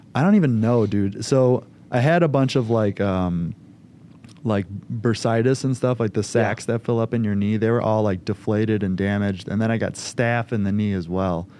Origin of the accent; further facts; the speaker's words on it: Schiller Park, Illinois, United States; born and raised in Schiller Park, Illinois, so right by O'Hare Airport